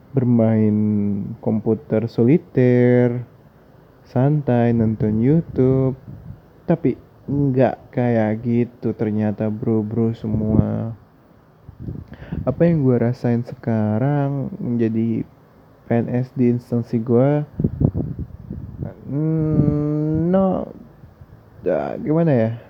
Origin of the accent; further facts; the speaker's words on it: Jakarta, Indonesia; gue asalnya dari Jakarta by the way